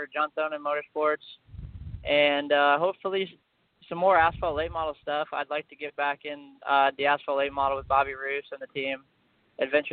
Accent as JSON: {"language": "English", "town": "Quincy", "region": "Illinois", "country": "United States", "tie": "born or raised there", "said": "my hometown of Quincy"}